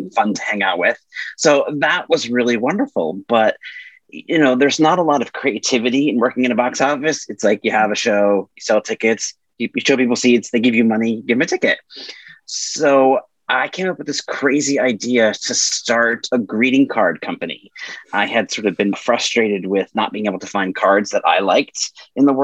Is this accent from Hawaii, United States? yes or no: no; Massachusetts, United States; moved away as an adult; now in New York City, United States; I am originally from Massachusetts, but I am in New York City now. I've been here for 25 years